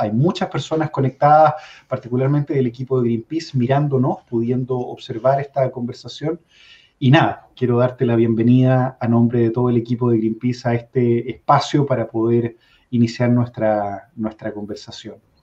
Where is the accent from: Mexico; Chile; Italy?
Chile